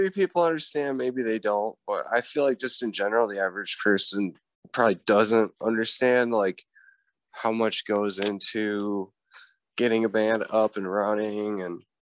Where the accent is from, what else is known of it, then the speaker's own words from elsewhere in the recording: Dubuque, Iowa, United States; growing up in Dubuque